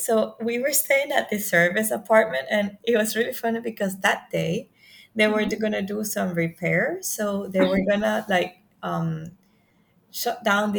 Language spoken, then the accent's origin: English; Venezuela; now in Singapore; I'm from Venezuela, but I'm currently living in Singapore